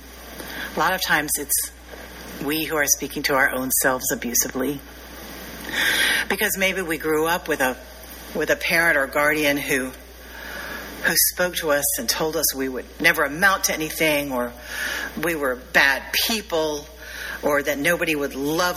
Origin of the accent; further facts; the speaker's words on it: the South, United States; I'm from the South